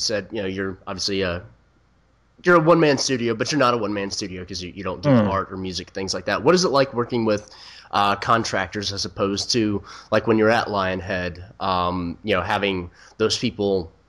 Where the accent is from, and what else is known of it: United States